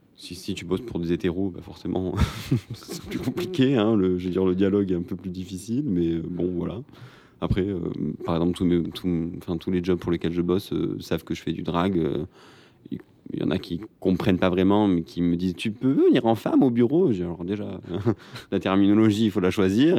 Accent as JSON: {"language": "French", "town": "Marseille", "region": "Provence-Alpes-Côte d'Azur", "country": "France", "said": "je viens de Marseille"}